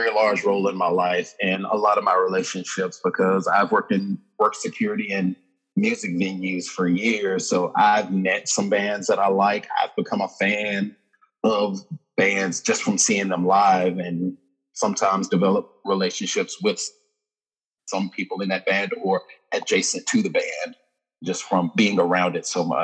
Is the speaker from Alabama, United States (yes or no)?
yes; Birmingham, Alabama, United States; I am from the States. I'm from Birmingham, Alabama, specifically.